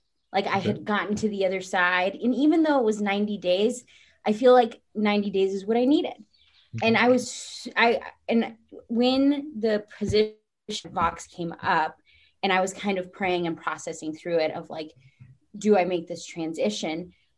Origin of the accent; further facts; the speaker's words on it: Texas, United States; So I came from Texas, knew nothing about hockey.